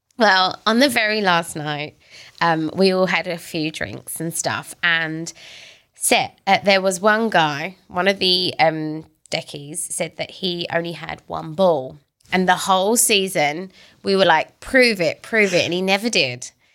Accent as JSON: {"language": "English", "country": "United Kingdom", "moved": "yes", "said": "I'm British"}